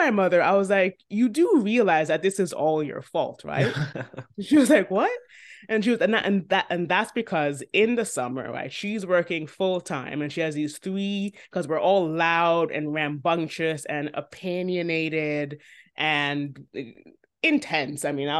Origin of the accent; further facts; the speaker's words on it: Jamaica; the soil from which the bud first sprouted is Jamaica.